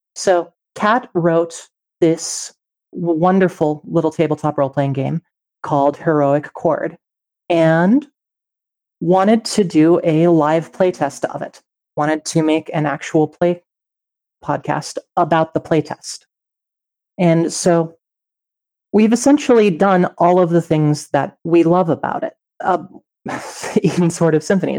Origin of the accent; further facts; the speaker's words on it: Colorado, United States; Growing up in Colorado